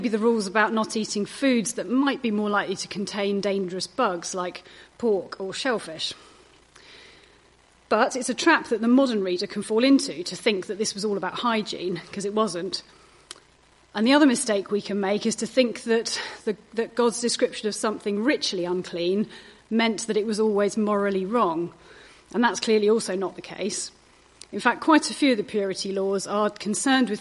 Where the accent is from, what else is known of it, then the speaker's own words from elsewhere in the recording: United Kingdom; we're British